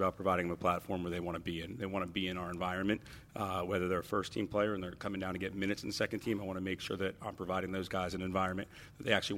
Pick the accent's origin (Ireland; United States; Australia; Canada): United States; East Windsor, New Jersey; growing up in a place like New Jersey